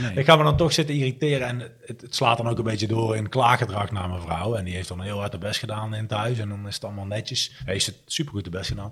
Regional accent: Breda, North Brabant, Netherlands; Ik kom uit Breda

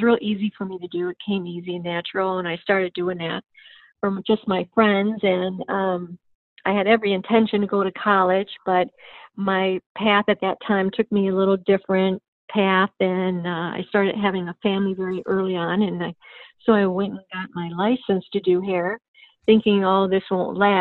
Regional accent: Cleveland, Ohio, United States; moved away as an adult; now in Florida, United States; Cleveland, Ohio.

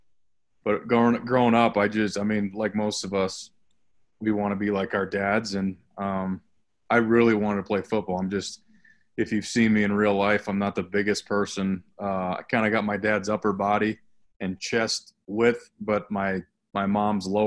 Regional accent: Highlands Ranch, Colorado, United States; I'm from Highlands Ranch, Colorado, which is about just kind of where I am now, about 25 minutes south of Denver in a suburb

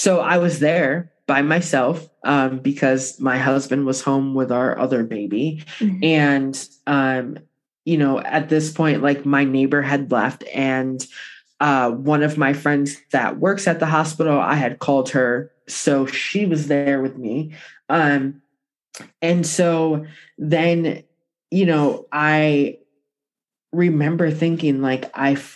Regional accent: Buffalo, New York, United States; I was born in Buffalo

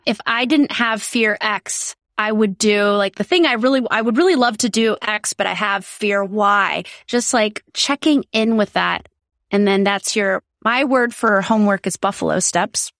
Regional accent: South Dakota, United States; I grew up in South Dakota, which is very conservative

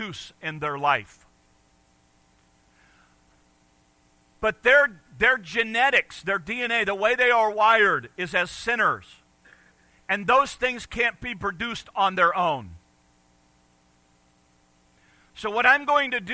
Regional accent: United States; moved away; also born or lived in Detroit, Michigan / Chicago, Illinois; I grew up in Detroit and Chicago

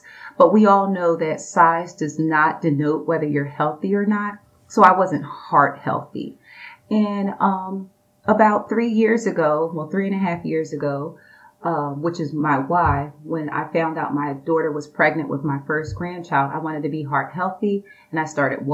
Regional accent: Philadelphia, Pennsylvania, United States; now in Hope Mills, United States; I moved here. I'm originally from Philadelphia, Pennsylvania.

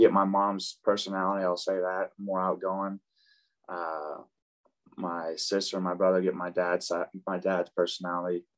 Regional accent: Tulsa, Oklahoma, United States; born or raised there; also born or lived in Dallas, Texas

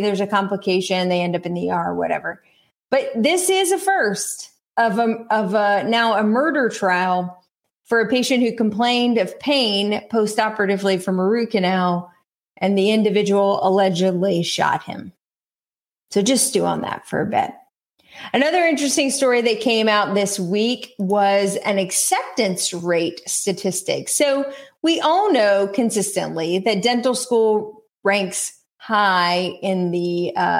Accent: North Carolina, United States; East Carolina University in my home state

